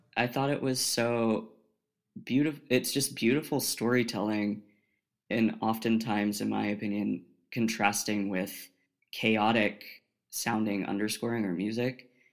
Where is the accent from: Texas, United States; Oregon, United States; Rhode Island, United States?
Oregon, United States; moved away as an adult; I'm from Oregon, all the way on the left coast.